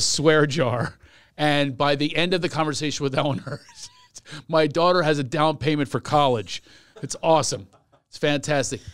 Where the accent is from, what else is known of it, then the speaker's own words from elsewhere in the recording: Philadelphia, Pennsylvania, United States; I'm from Philadelphia